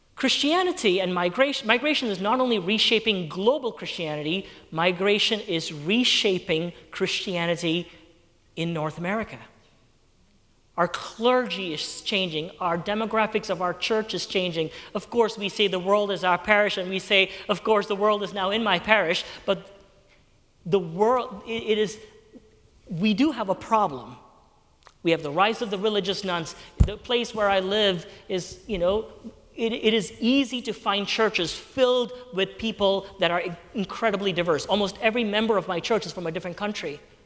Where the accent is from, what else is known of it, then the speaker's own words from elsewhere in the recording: Kuwait; moved away; I was born and raised in Kuwait